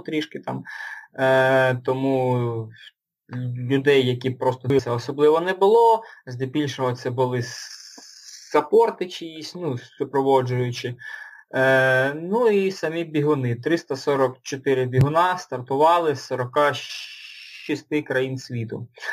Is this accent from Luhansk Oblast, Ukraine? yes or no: yes; Luhansk, Luhansk Oblast, Ukraine; also born or lived in Dnipro; now in Kyiv, Ukraine; Сам я родом з Луганська, останні роки жив в Дніпрі, це останні років сім я жив в Дніпрі. Зараз переїхав жити до Києва